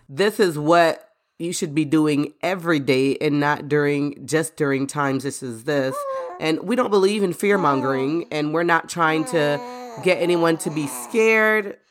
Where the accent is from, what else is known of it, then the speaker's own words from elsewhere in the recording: Florida, United States; moved away; I grew up in Florida, and we're used to preparing for hurricanes